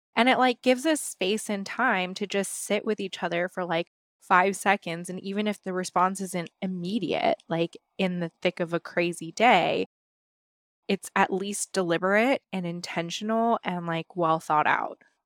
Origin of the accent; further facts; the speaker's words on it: West Coast, United States; I grew up on the West Coast